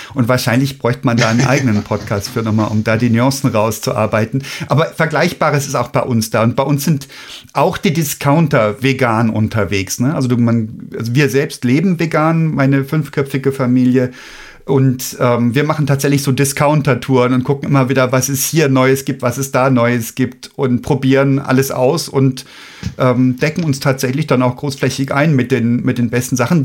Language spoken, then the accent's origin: German; Germany; wir Deutschen hier